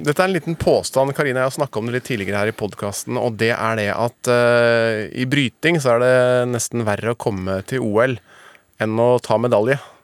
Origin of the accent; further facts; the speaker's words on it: Northern Norway, Norway; vi er to fra Nord-Norge